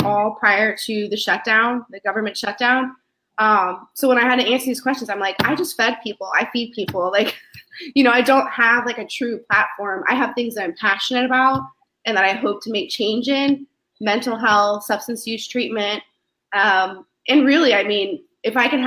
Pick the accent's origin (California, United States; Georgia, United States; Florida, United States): Florida, United States; Bradenton; moved away as an adult; also born or lived in Alaska; I'm from Bradenton, which is a small little town